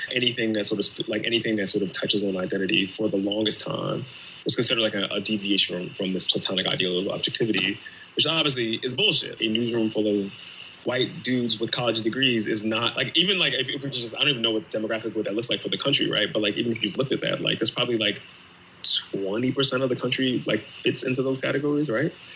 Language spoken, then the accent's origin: English; Pennsylvania, United States; I'm from Pennsylvania